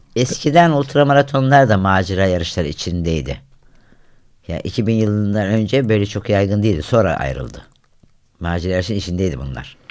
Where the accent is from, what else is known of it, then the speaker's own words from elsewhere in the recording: Havza, Samsun, Turkey; Ben köy çocuğuyum. Yani ilk yani köyde doğdum, köyde büyüdüm